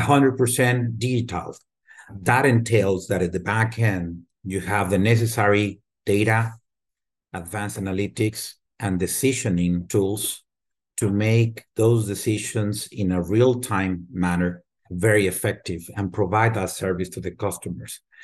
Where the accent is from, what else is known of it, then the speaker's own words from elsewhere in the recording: Torreón, Coahuila, Mexico; moved away as an adult; also born or lived in Mexico City; now in United States; I was born and raised in Mexico, in what it used to be a small town, now it's a large city, Torreon, Coahuila, and then we moved as a family to Mexico City and I spend a good portion of my life in Mexico City